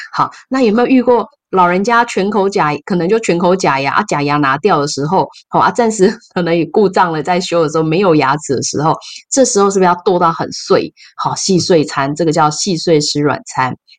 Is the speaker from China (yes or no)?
no; Taiwan; 我们台湾人